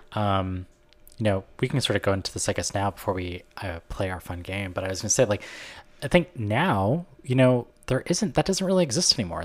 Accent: Canada; I'm from Canada

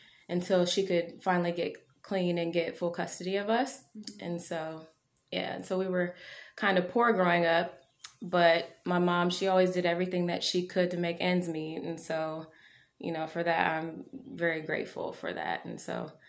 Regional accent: Marion, Ohio, United States; now in Columbus, United States; I am from Marion, Ohio. I was born there and raised there for a lot of my childhood

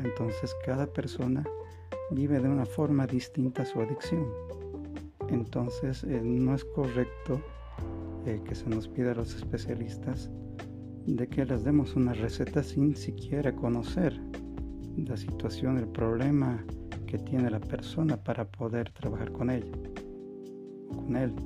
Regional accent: Bolivia; En mi país, en Bolivia

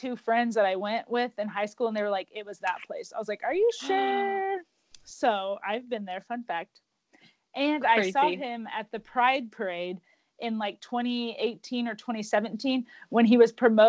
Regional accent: Oklahoma, United States; I grew up in Oklahoma, literally, since I was, like, one.

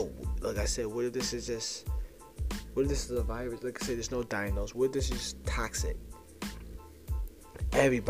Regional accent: New Jersey, United States; now in upstate New York, United States; I'm from New Jersey

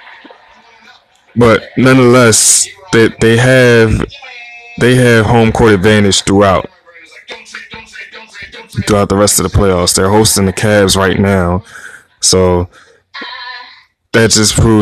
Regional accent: Philadelphia, Pennsylvania, United States; I'm from Philly

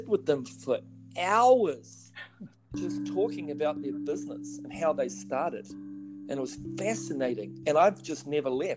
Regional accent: New Zealand; moved away as an adult; now in United States; I'm originally from New Zealand

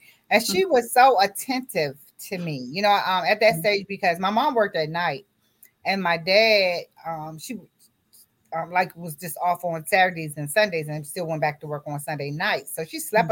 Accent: Washington, District of Columbia, United States; also born or lived in Roxboro, North Carolina; I was born in North Carolina, Roxboro, North Carolina. And my parents moved to the DMV when I was 6 months old. So I was raised in D.C., Washington, D.C.

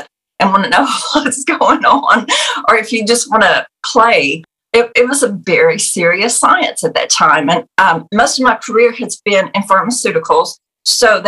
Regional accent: United States; as Americans

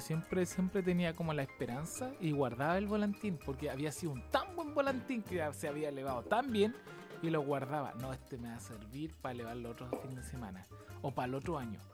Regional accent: Chile; Soy chileno

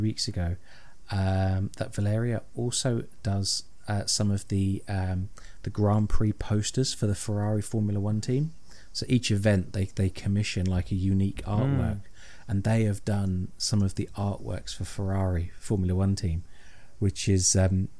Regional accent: United Kingdom; I'm British.

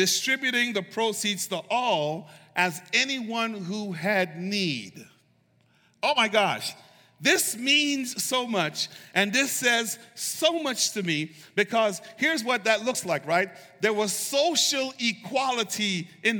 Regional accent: United States; Being an American

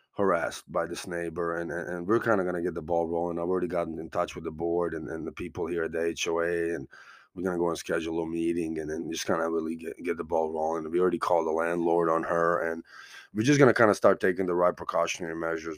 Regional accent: United States; I'm from America

